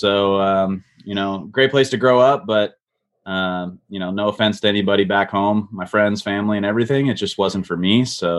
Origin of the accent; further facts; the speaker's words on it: Midwest, United States; growing up in the Midwest, my sister still lives there.